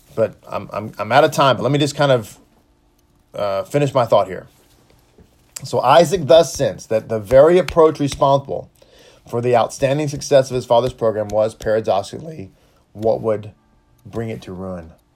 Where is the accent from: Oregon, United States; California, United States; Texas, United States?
Texas, United States; I'm from Texas. And so, uh, I'm born and raised here.